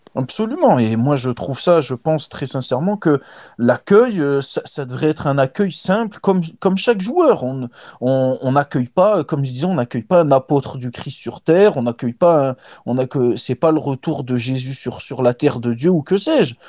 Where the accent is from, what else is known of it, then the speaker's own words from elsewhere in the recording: Tunisia; chez nous en Tunisie